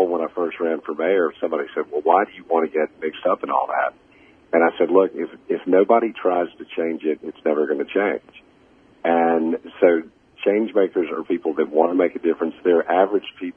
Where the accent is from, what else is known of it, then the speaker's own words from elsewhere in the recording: Augusta, Georgia, United States; also born or lived in Montreal, Canada; I was born in Montreal and moved to Augusta when I was 4 years old, a painfully shy kid with a thick Canadian accent, dropped off at the middle of the deep south